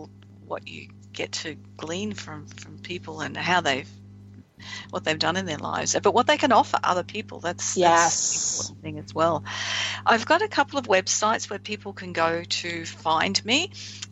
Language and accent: English; Australia